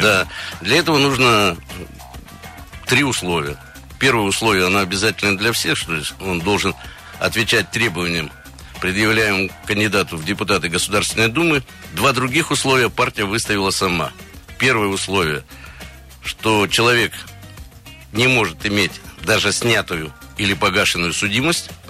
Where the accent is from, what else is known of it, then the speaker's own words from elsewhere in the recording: Krasnoyarsk Krai, Russia; now in Moscow, Russia; я родился в Красноярском крае